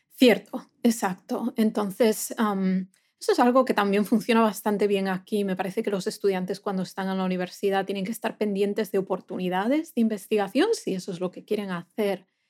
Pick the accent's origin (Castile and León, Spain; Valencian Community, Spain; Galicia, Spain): Galicia, Spain; A Coruña; moved away as an adult; now in United States; yo soy de, una ciudad en España, del noroeste de España, que se llama La Coruña. Entonces yo eh, fui a la universidad en la misma ciudad, en mi ciudad natal